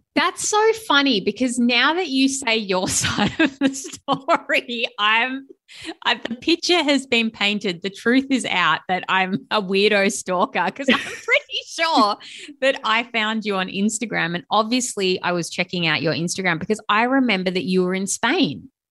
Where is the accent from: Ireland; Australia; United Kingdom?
Australia; Sydney, New South Wales; I'm from Sydney, Australia